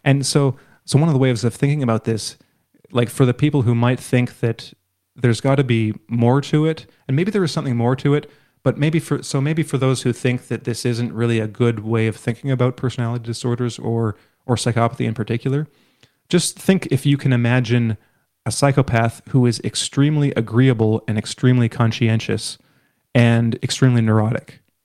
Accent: Canada; my perspective as a Canadian

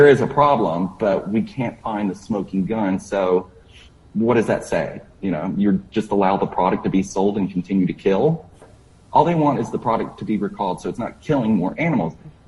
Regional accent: Florida, United States; I grew up in Florida, so I grew up with dogs, but they were outside dogs.

